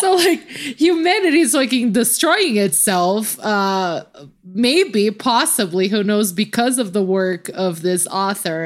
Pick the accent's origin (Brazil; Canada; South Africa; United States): Brazil; I just get to randomly play the Brazilian card